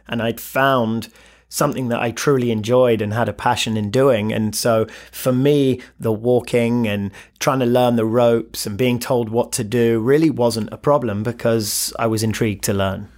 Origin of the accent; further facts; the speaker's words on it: London, United Kingdom; moved away; born and raised in London, single mother